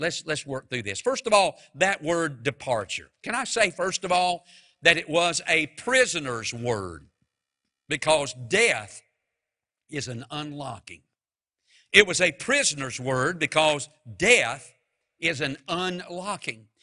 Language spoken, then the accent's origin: English; Mount Airy, United States; moved away; I'm from Mount Airy